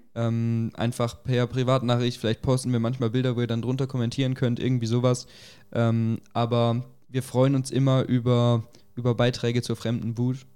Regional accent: Germany; bei uns in Deutschland, in unserer Gesellschaft

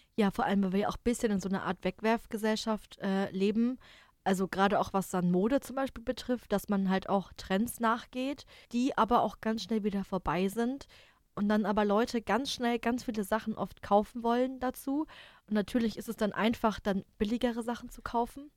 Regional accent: Germany; als Deutscher

